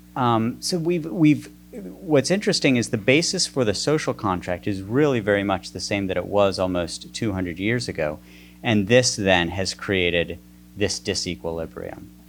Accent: West Virginia, United States; moved away; I grew up in the coal filled hills of West Virginia.

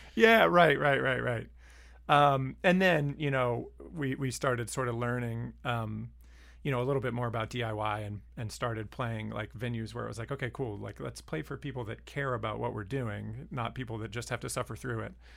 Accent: Lynchburg, Virginia, United States; also born or lived in Harrisonburg, Virginia; growing up in Lynchburg, and then I went to college in Harrisonburg

